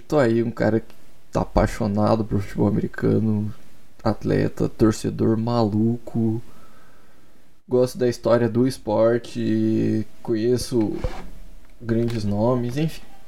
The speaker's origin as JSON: {"language": "Portuguese", "town": "Curitiba", "region": "Paraná", "country": "Brazil", "said": "Eu sou de Curitiba e desde muito, muito pequeno eu sou coxa branca"}